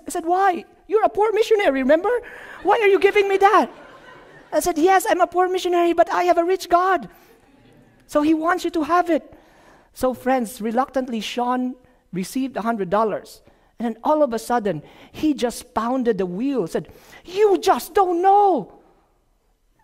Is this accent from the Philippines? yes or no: yes; Philippines; moved away; from the Philippines